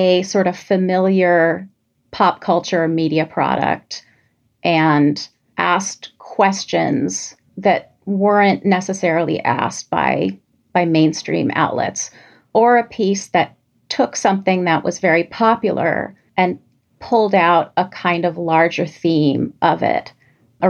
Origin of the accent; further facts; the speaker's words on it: New York City, New York, United States; growing up in New York City